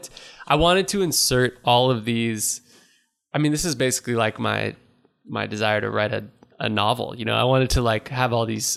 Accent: Napa, California, United States; We grew up in Napa together skating

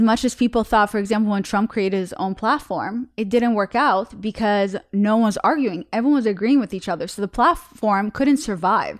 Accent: Russia; moved away; I'm from Russia

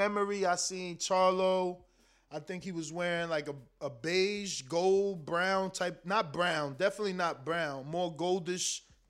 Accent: United States; I am an American that can't point countries on the map.

